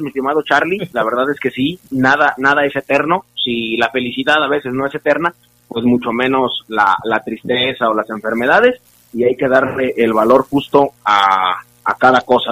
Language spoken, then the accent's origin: Spanish; Argentina; como argentinos que somos